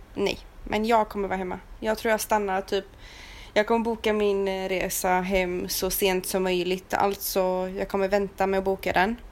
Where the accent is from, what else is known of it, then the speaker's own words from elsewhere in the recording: Sweden; moved away as an adult; now in Romania; hemma i Sverige